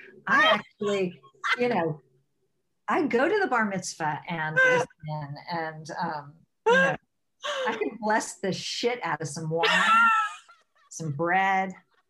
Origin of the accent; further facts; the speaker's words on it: the South, United States; And I grew up in the South.